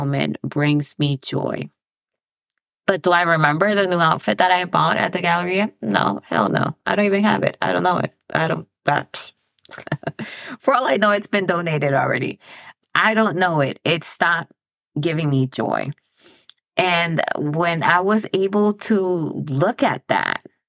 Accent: Dominican Republic; also born or lived in El Paso; now in United States; I come from the Dominican Republic. So I was born there and then I immigrated to the United States.

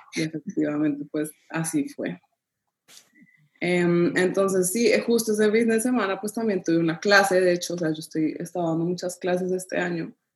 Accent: Colombia; now in Panama; yo soy colombiana, mi esposo es italiano, vivimos en Panamá

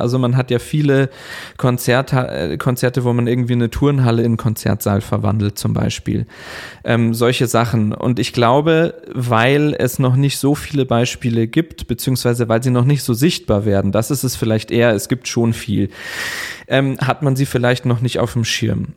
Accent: Chiemgau, Bavaria, Germany; moved away as an adult; also born or lived in Linz, Austria / Bremen; in dem Ort, wo ich aufgewachsen bin, im Chiemgau

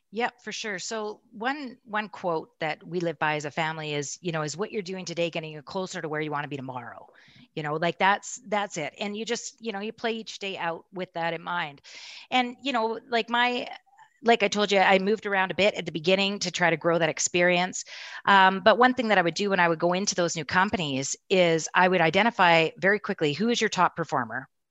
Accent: Castlegar, British Columbia, Canada; moved away as an adult; also born or lived in Kelowna, British Columbia; now in Calgary, Canada; we moved from Castlegar, B C, and the Kootenays to, uh, Kelowna

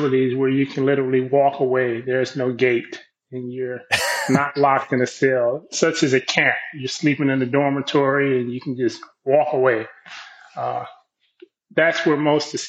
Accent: Compton, California, United States; I grew up in Compton, inner city

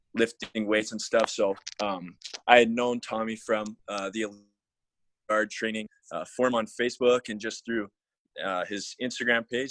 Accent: Alberta, Canada; I'm from Alberta, Canada.

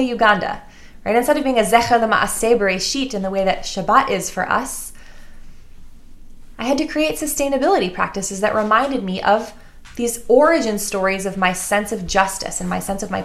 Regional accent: Glencoe, Illinois, United States; I grew up in Glencoe, right? I grew up in the North Shore of Chicago

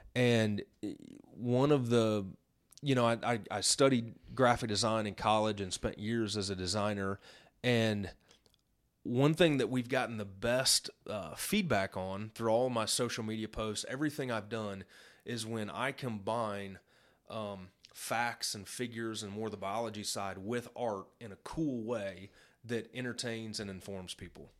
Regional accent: Illinois, United States; I grew up in Illinois in the, in the, you know, eighties and nineties

